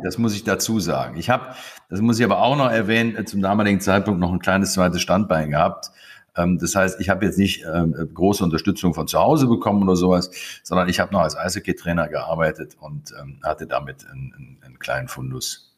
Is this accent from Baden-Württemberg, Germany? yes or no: no; Krefeld, North Rhine-Westphalia, Germany; moved away as an adult; also born or lived in Konstanz; now in Lake Constance, Germany; ich bin in Krefeld geboren